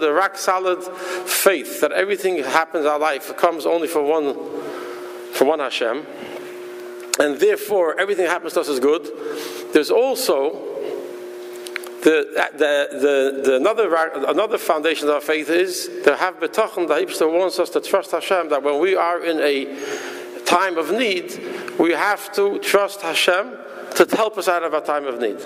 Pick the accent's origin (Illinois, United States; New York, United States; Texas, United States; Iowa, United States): New York, United States; New York City; moved away; also born or lived in Minnesota; I was born in Borough Park